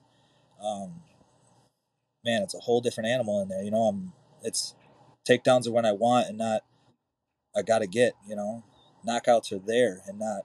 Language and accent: English; Mount Pleasant, Michigan, United States; in my hometown, one of my first boxing coaches, Thomas Chamberlain, Fighting Chance Boxing